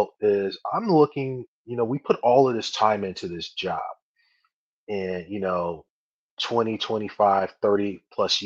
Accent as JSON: {"language": "English", "town": "Chicago", "region": "Illinois", "country": "United States", "moved": "yes", "lives_now": "Michigan, United States", "said": "I'm from Chicago originally."}